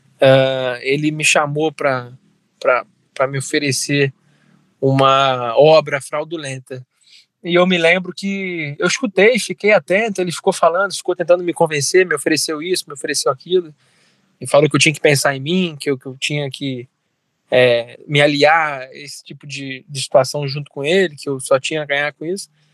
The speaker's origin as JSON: {"language": "Portuguese", "town": "Resende", "region": "Rio de Janeiro", "country": "Brazil", "tie": "born or raised there", "said": "nasci em Resende, fui criado aqui em Resende"}